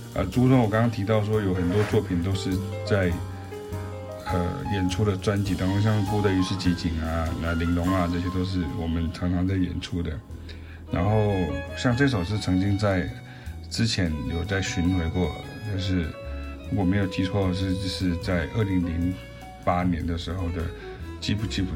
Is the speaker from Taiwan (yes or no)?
yes; southern Taiwan, Taiwan; also born or lived in Belgium; 因为我们是南部来的